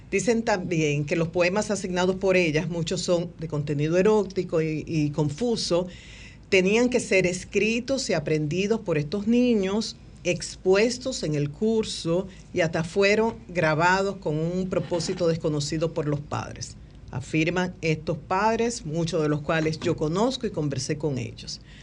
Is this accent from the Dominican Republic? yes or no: yes; Dominican Republic; nosotros como dominicanos